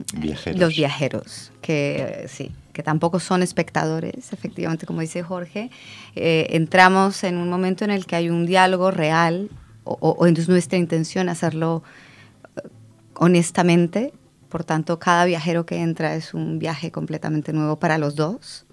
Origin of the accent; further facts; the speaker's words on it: Colombia; now in Barcelona, Spain; yo soy colombiana